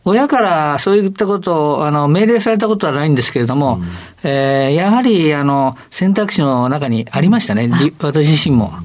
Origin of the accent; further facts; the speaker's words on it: Tokyo, Japan; 渋谷区神宮前、えー、最寄り駅原宿駅です。